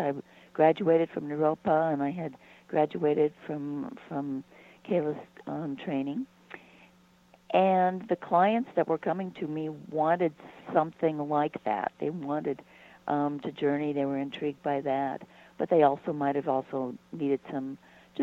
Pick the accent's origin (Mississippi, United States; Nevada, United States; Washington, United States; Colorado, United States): Colorado, United States; San Luis Valley; now in Boulder, United States; I was born in the San Luis Valley.